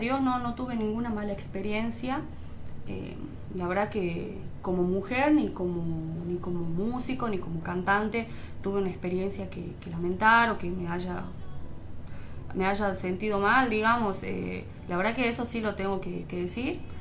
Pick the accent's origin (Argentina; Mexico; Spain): Argentina; also born or lived in Tucumán; somos todos argentinos